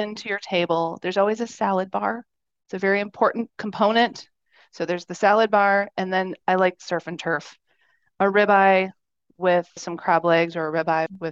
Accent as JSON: {"language": "English", "region": "Wisconsin", "country": "United States", "tie": "born or raised there", "moved": "yes", "said": "I'm a Midwestern girl. So, and I'm from Wisconsin originally."}